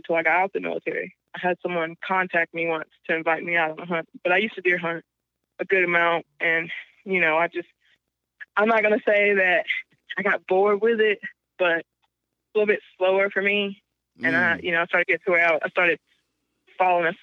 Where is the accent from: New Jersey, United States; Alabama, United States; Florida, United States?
Alabama, United States; moved away as an adult; also born or lived in Kansas / Texas; I pretty much was raised the rest of my life pretty much in Alabama